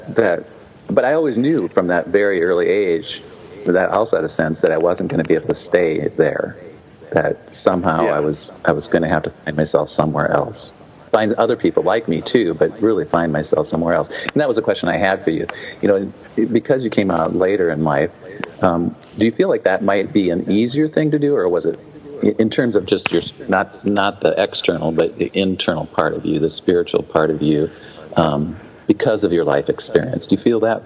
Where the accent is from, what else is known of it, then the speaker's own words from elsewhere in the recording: South Dakota, United States; I grew up in South Dakota, just up the road from you